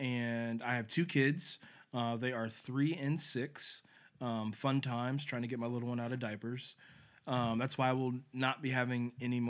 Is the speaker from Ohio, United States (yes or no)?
yes; Cincinnati, Ohio, United States; I live in Cincinnati, obviously with these guys, been here my whole life, grew up here